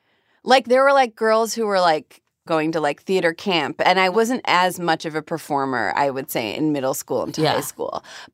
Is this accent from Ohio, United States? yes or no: yes; Cleveland, Ohio, United States; moved away as an adult; So I grew up in Cleveland.